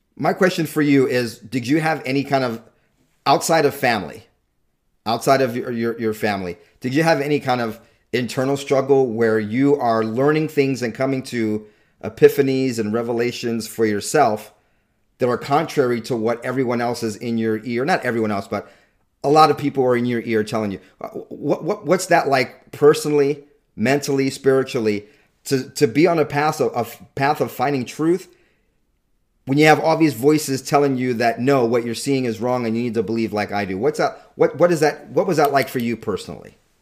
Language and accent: English; Southern California, United States; I grew up mostly in Southern California